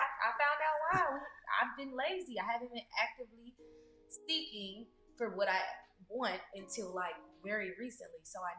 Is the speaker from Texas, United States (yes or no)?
no; Ohio, United States; also born or lived in Detroit, Michigan; now in Miami, United States; I'm from Ohio